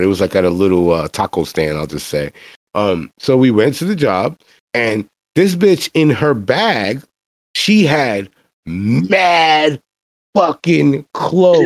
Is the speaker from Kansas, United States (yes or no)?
no; New York City, New York, United States; I'm black and I'm from the Bronx